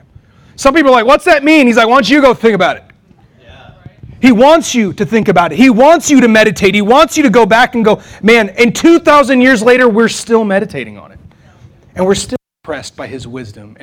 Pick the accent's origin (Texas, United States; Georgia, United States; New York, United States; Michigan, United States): Texas, United States; now in Wichita, United States; I'm from Texas